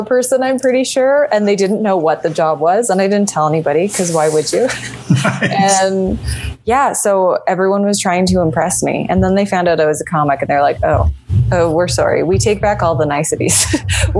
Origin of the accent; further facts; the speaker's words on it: Calgary, Alberta, Canada; moved away as an adult; also born or lived in Toronto; now in Los Angeles, United States; I'm from Calgary